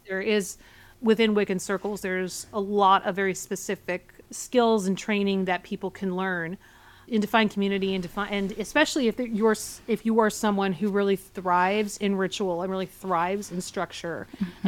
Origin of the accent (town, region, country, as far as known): Portland, Oregon, United States; born or raised there; now in New York, United States